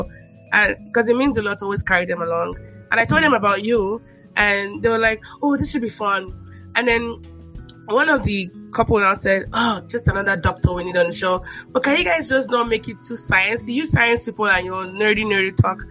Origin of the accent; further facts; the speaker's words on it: Nigeria; moved away; Our lived experiences being Nigerian in the diaspora